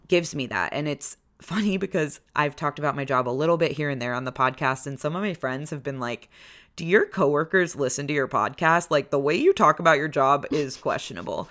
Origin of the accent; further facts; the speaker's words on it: Maryland, United States; moved away as an adult; also born or lived in Washington, D.C.; now in Chicago, United States; We grew up in Maryland. I went to college in Maryland.